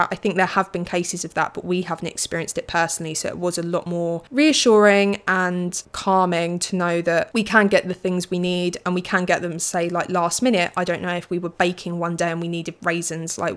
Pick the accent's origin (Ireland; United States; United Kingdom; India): United Kingdom; England; I am an English person, so I just read books.